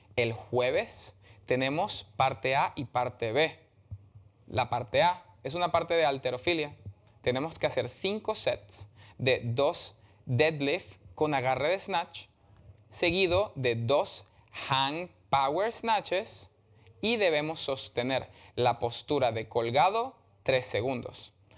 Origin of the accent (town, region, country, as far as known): Venezuela; moved away